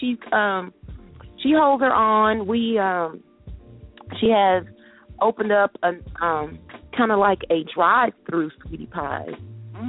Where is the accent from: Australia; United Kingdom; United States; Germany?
United States; the South; I'm from the South, so you know.